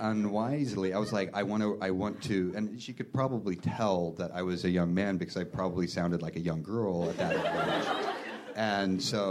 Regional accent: United States; Eastern Washington, Western Idaho, but there were some Twin Peaksy things that happened when I grew up

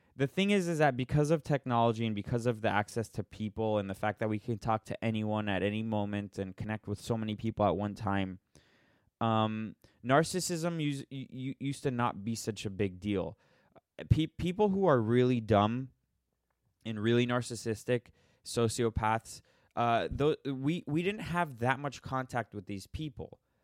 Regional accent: Florida, United States; now in Los Angeles, United States; I'm from Florida and I moved to, to Los Angeles.

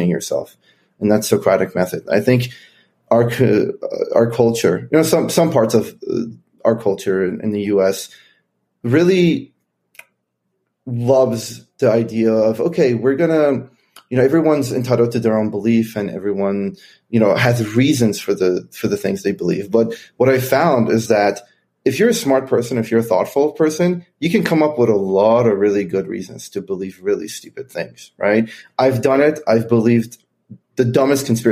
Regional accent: Iran; also born or lived in Kentucky, United States; now in United States; I grew up in Iran.

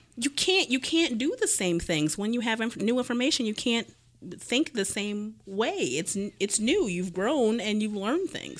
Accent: Cleveland, Ohio, United States; growing up in Cleveland

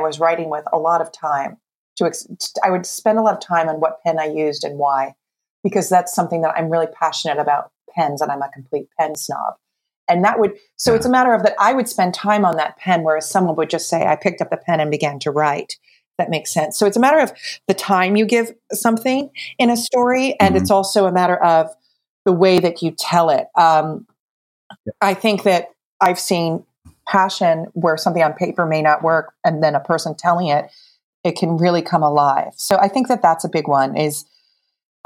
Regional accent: New Jersey, United States; I'm from New Jersey.

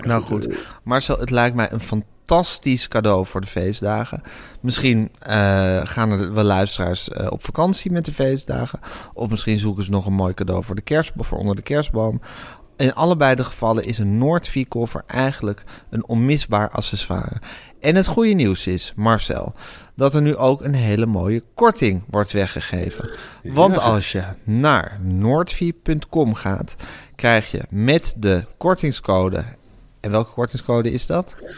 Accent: Amsterdam, North Holland, Netherlands; ik ben opgegroeid in de Amsterdamse Zuid

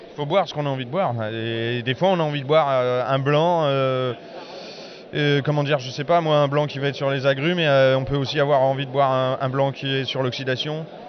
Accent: Strasbourg, Grand Est, France; je suis né à Strasbourg, mais c'est l'appartenance que j'ai, elle est, uniquement là

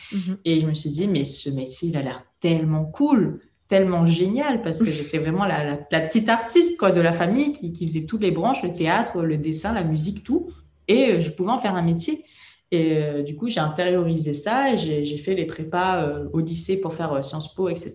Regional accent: Réunion; je viens de La Réunion

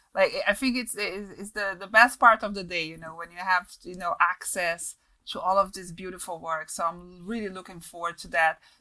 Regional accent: Brazil; accent: Brazilian; English is a second language; moved away; also born or lived in London; weird accent from Brazil in a mix of stuff

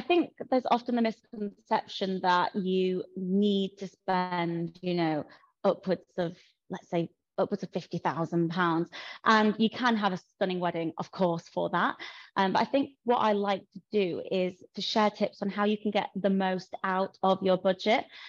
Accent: Yorkshire and the Humber, United Kingdom; I'm from New Yorkshire, as you can probably tell.

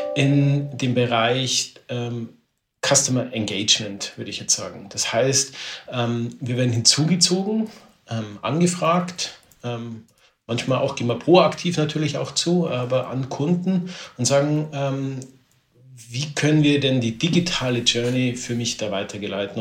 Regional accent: Neuburg an der Donau, Bavaria, Germany; ich komme aus Neuburg hier in, in, Bayern raus

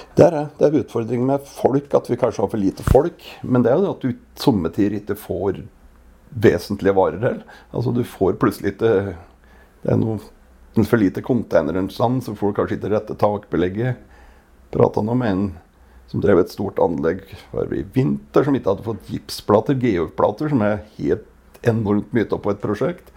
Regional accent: Gudbrandsdalen, Innlandet, Norway; accent: Gudbrandsdal dialect; kommer fra Gudbrandsdalen. Det hører kanskje på dialekta

